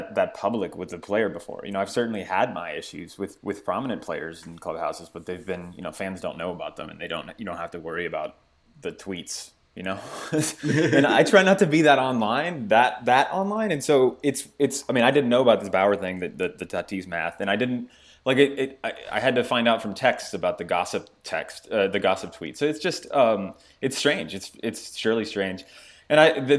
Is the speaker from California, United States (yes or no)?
yes; Santa Clarita, California, United States; my hometown of Santa Clarita, California